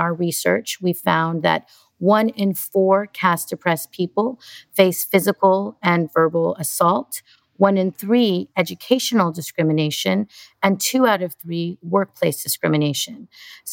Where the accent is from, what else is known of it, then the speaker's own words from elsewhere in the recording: California, United States; I was born in California